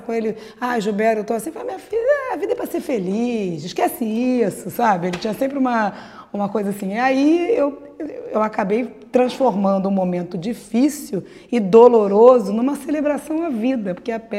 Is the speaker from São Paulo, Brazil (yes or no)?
no; Rio de Janeiro, Brazil; born there; a gente, eu nasci ali no Leblon e tal